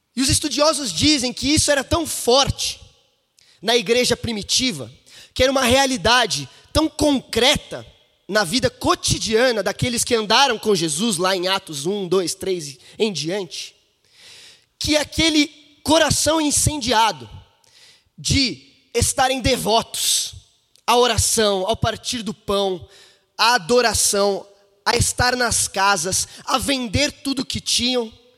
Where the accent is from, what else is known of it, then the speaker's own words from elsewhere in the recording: São Paulo, Brazil; now in Belo Horizonte, Brazil; esse aqui é o meu berço, é de onde vim